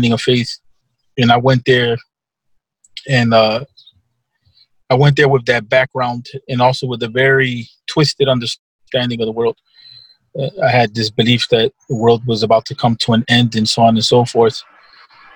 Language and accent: English; Philadelphia, Pennsylvania, United States; also born or lived in Egypt; now in Chicago, United States; I grew up in the Philadelphia area.